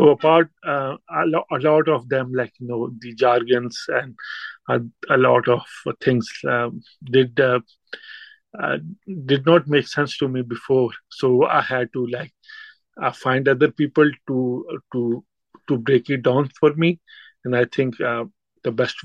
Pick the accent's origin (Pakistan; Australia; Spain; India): Pakistan; first language Urdu; English is a second language; moved away as an adult; now in United Kingdom; I'm from Pakistan, and being a Pakistani, it's kind of a mix of Urdu and Punjabi. So my mother language is Urdu